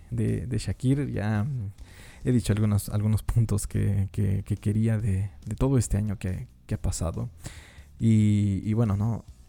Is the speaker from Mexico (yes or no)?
yes; Mexico; yo como mexicano